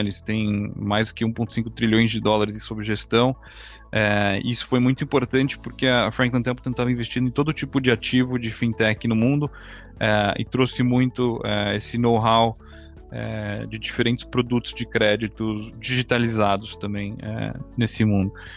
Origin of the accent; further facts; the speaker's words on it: Brazil; moved away as an adult; also born or lived in Chicago, United States / New York, United States; now in Israel; nasci e vivi no Brasil até, até os 18 anos.